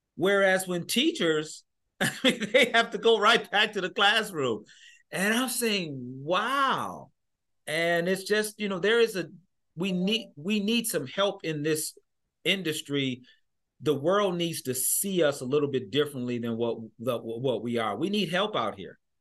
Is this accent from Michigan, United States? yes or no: yes; Michigan, United States; I'm from Michigan